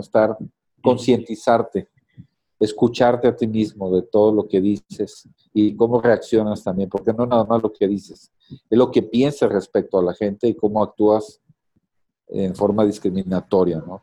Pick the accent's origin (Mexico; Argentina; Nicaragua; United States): Mexico